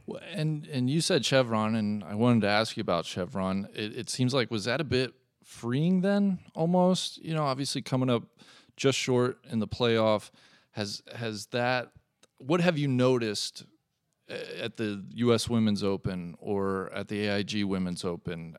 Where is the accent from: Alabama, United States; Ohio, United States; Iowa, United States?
Ohio, United States; Cincinnati; I am here in Cincinnati, Ohio